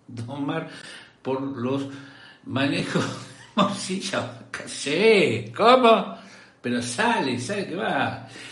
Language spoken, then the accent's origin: Spanish; Córdoba, Argentina; soy decente cordobés